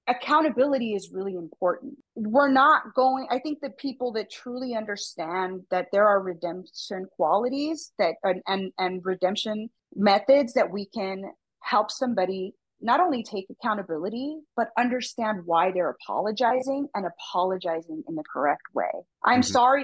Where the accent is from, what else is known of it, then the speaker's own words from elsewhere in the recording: United States; I'm a American, Mexican-American